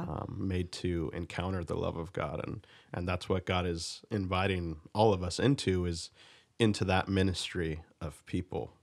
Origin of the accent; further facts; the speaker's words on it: United States; being an American